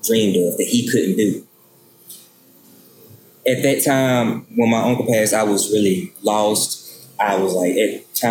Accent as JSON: {"language": "English", "town": "Hobson City", "region": "Alabama", "country": "United States", "said": "I'm from Hobson City, Alabama"}